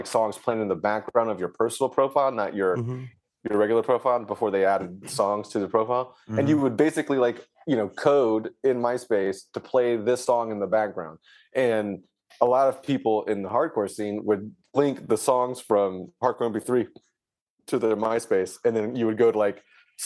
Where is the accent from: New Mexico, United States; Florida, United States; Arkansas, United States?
Florida, United States; Jacksonville; I'm from Jacksonville